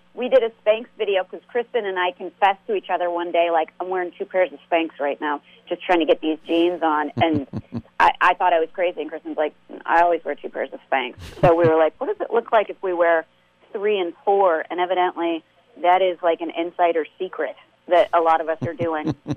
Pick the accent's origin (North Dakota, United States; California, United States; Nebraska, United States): Nebraska, United States; moved away; we're from Nebraska originally